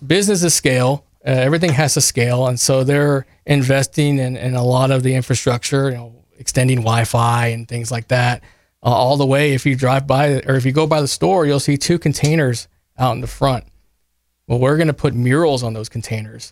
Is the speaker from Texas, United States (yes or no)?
yes; Kerrville, Texas, United States; I am from Kerrville. I graduated from Tybee in ninety-six